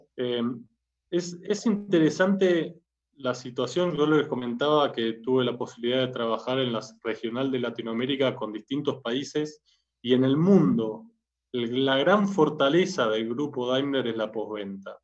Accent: Argentina; moved away as an adult; also born or lived in Germany; now in Colombia; Argentina, donde es mi país natal, lo habrán notado por el acento, colombiano no soy

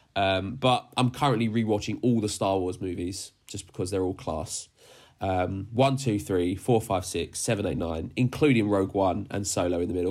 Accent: Dagenham, London, United Kingdom; moved away; I grew up in Dagenham as well, so we're from the same ends

